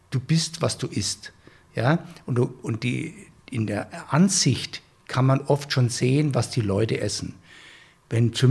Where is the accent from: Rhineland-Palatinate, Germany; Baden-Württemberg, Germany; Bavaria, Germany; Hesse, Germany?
Bavaria, Germany; Ich komme ja aus Franken oder du kannst auch nach Oberbayern gehen. Und wenn du auf dem Land wohnst, ich komme ja von einem Bauernhof und wir haben selber immer geschlachtet.